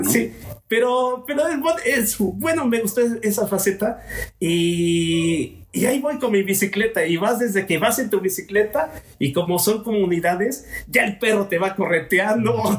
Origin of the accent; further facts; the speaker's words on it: Mexico; como mexicanos